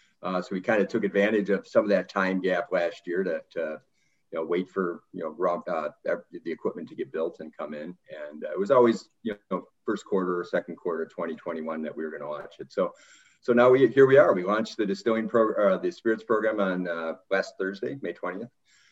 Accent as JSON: {"language": "English", "town": "Woodstock", "region": "Illinois", "country": "United States", "tie": "born or raised there", "moved": "as an adult", "lives_now": "St. Charles, United States", "said": "born and raised in Woodstock, went to Northern Illinois University"}